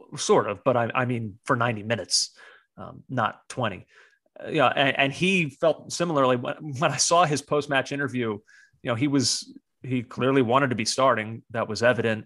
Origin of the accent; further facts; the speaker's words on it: United States; the American on this podcast